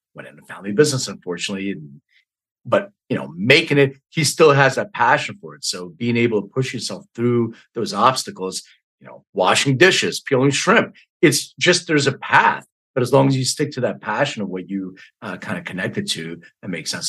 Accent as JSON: {"language": "English", "town": "Philadelphia", "region": "Pennsylvania", "country": "United States", "tie": "born or raised there", "also_born_or_lived": "Bucks County, Pennsylvania", "said": "I grew up in Northeast Philly"}